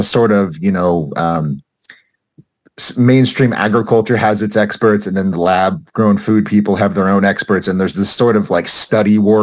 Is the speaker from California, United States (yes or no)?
yes; California, United States; My home state